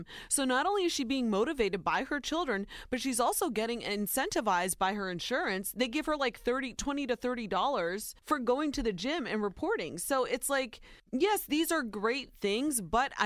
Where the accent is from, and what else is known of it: Ohio, United States; born or raised there